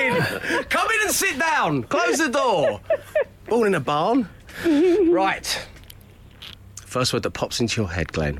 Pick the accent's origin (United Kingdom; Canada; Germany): United Kingdom; London; We didn't have snugs growing up in Cholton in South London.